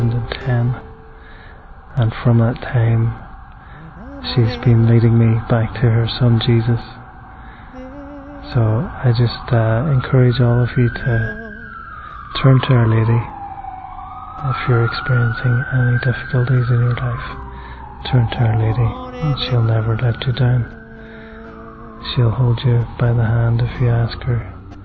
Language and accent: English; Ireland; I'm 32 years of age and I come from Ireland.